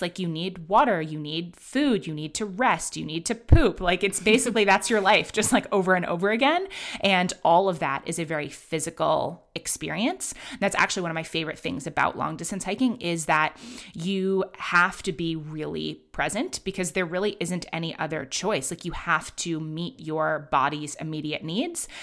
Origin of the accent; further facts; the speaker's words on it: New York City, New York, United States; also born or lived in London; I grew up in Manhattan